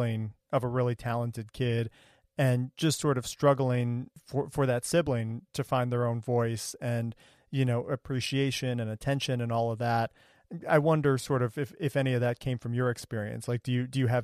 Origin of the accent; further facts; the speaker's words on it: Ohio, United States; I grew up in Ohio